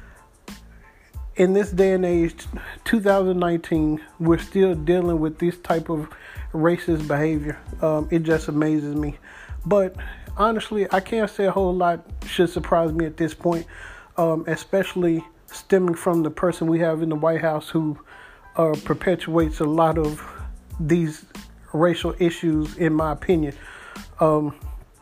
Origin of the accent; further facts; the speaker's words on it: Dallas, Texas, United States; also born or lived in Mesquite, Texas; I grew up in Pleasant Grove, which is a part of Dallas